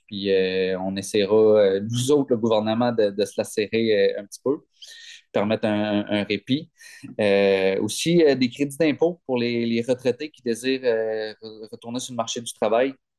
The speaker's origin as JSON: {"language": "French", "town": "Gaspé", "region": "Quebec", "country": "Canada", "said": "Je viens de Gaspé"}